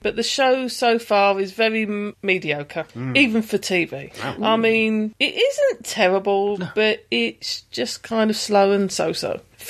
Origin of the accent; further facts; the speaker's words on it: United Kingdom; We're British.